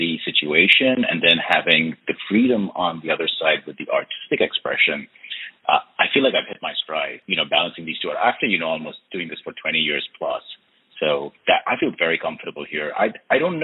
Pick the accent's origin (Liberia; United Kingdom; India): India; moved away as an adult; now in United States; I've been born and raised in India. I've spent the last 27 years in the United States.